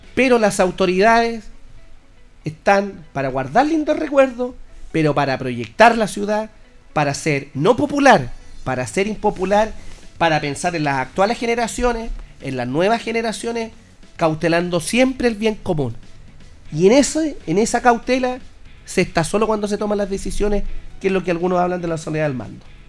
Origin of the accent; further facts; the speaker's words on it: Linares, Maule, Chile; somos especiales los chilenos, los linarenses